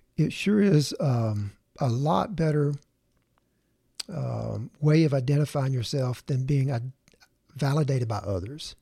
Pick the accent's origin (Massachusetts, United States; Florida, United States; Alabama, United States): Alabama, United States; Tuscaloosa; Tuscaloosa, my, my hometown